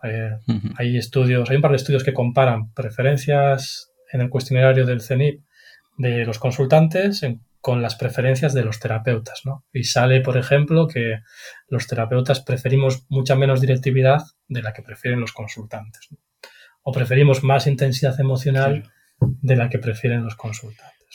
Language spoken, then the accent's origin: Spanish; Galicia, Spain; aparte de psicólogo soy gallego